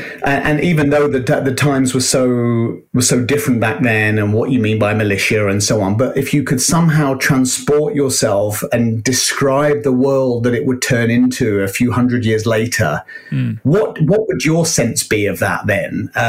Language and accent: English; United Kingdom; now in United States; We're in the US, and being a Brit, we have a huge issue with gun violence.